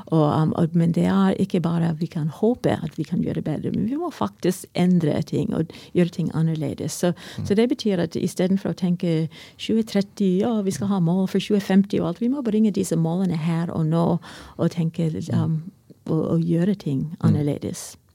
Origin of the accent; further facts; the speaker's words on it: United States; Norwegian is a second language; now in Norway; Jeg kommer fra USA